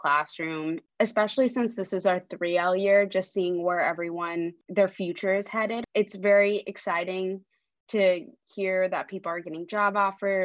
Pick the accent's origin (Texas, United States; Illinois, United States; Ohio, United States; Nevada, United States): Ohio, United States; English is a second language; moved away as an adult; now in Albany, United States; I'm not originally from New York. I grew up and went to school in Ohio